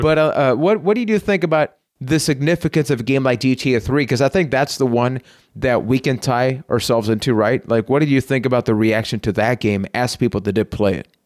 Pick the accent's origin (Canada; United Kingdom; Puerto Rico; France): Puerto Rico; I am from Puerto Rico